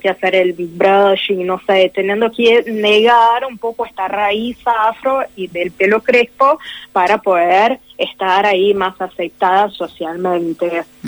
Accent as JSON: {"language": "Spanish", "country": "Brazil", "said": "yo soy de Brasil"}